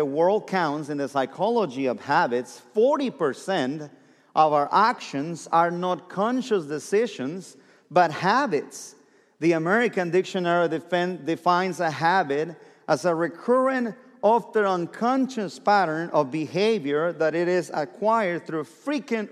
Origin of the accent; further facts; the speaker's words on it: southern Mexico, Mexico; English is a second language; moved away as an adult; now in Oklahoma, United States; Born and raised in Mexico, the south part of Mexico, last state of the Mexican Republic, and came to Oklahoma.